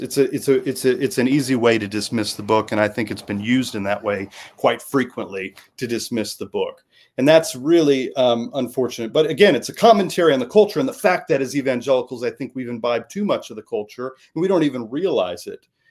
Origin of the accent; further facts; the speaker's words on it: Midwest, United States; I grew up in the Midwest